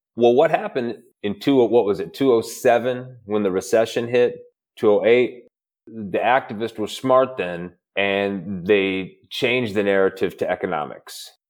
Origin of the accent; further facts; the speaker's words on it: Midwest, United States; I'm from the Midwest